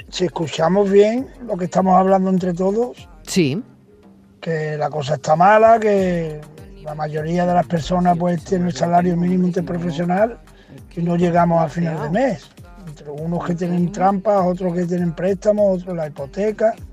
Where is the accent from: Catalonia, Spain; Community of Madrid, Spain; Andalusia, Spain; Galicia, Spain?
Andalusia, Spain; Seville; Buenas, eh … de Sevilla y yo es que sigo cobrando lo mismo que hace 20 años.